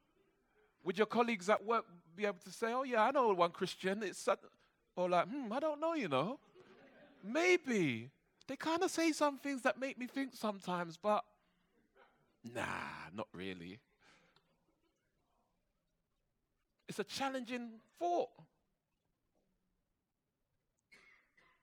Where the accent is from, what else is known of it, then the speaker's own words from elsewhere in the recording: London, United Kingdom; I grew up in church in Brixton, and then when my dad came to faith, he started taking me to a Baptist church in Peckham.